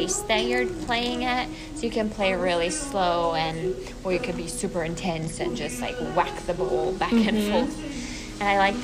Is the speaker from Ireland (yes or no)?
no; South Africa; accent: South African; now in Iowa, United States; I do sometimes miss the South African accent and like people that understand my accent